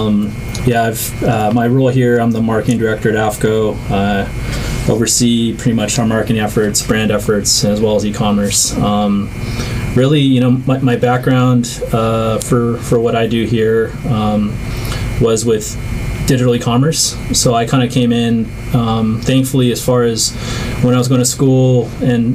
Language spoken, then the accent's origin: English; Carson, California, United States; I grew up in the South Bay, grew up in Carson, California.